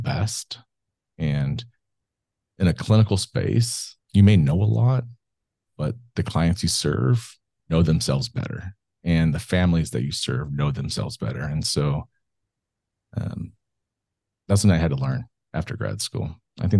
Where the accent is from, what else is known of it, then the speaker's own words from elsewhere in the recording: Selma, California, United States; I'm a product of Central Valley, so I grew up in Selma, California